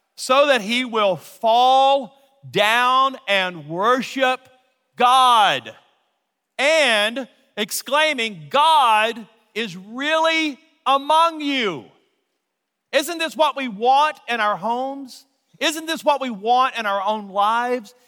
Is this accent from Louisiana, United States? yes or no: yes; Louisiana, United States; now in Colorado, United States; I'm from Louisiana.